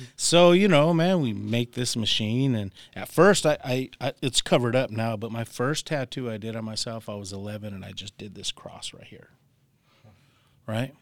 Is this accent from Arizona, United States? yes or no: yes; Tucson, Arizona, United States; I'm from Tucson, Arizona